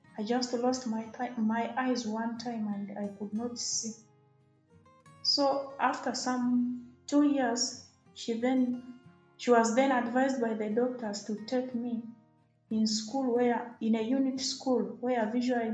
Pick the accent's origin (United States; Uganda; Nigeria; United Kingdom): Uganda; Arua District, Northern Region; I come from Arua District